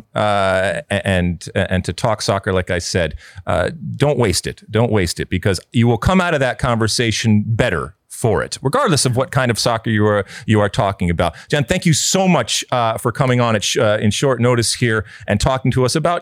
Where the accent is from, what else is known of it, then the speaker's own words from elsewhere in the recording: United States; we are an interesting animal when it comes to who we are as American soccer people